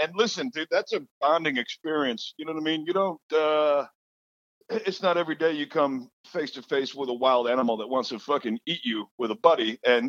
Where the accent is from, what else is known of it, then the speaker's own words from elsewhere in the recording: Detroit, Michigan, United States; moved away; I'm from Detroit. We don't have gators up there.